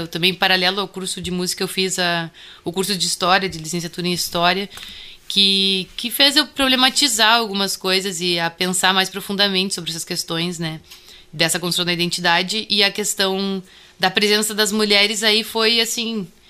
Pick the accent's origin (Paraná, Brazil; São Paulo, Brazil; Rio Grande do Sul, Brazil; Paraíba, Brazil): Rio Grande do Sul, Brazil; Bagé; accent: Bagé accent; eu sou natural de Bagé